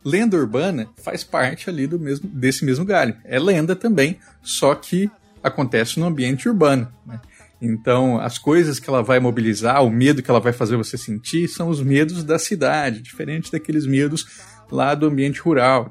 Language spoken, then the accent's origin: Portuguese; Mato Grosso do Sul, Brazil; Onde eu nasci, lá em Mato Grosso do Sul, é, né, quando eu era criança, tinha vaca no entorno ali.